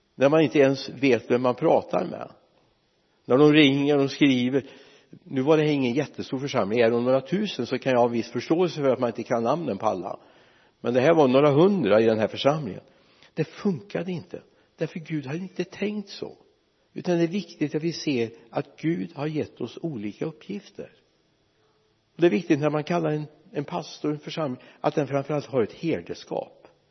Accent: Mariestad, Västra Götaland, Sweden; moved away; also born or lived in Lidköping; vår hemförsamling hemma i Vänersborg eller i Mariestad

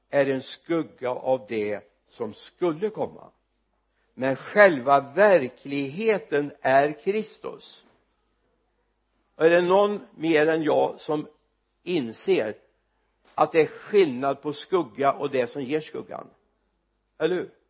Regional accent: Mariestad, Västra Götaland, Sweden; på ett café hemma, Olssons café hemma i Mariestad

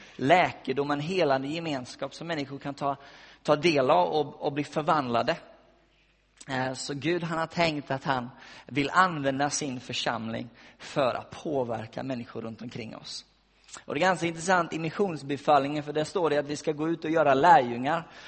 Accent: West Coast, Sweden; moved away; jag har varit hemma på västkusten där jag kommer ifrån

